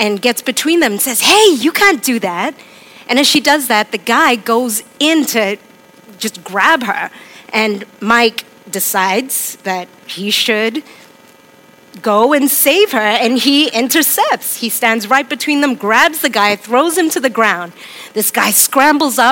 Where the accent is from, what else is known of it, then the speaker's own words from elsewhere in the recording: Hong Kong; moved away; I'm from Hong Kong. I was born there and I grew up there.